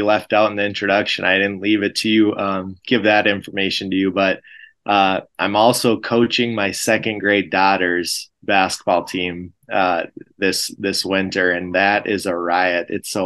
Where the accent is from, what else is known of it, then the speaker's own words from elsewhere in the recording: Frazee, Minnesota, United States; I grew up in Frazee, Minnesota